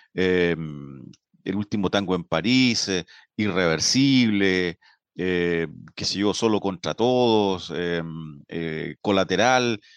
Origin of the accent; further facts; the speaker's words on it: Linares, Maule, Chile; moved away as an adult; now in Concepción, Chile; soy linarense, pero me siento penquista de adopción